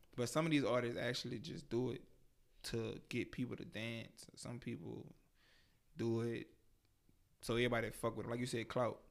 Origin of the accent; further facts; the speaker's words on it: Baton Rouge, Louisiana, United States; I'm 24 from Baton Rouge, Louisiana, 225 Scotlandville